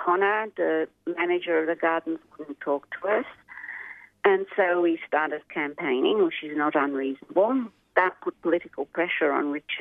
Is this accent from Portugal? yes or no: yes; Portugal; now in Australia; I was born in Portugal.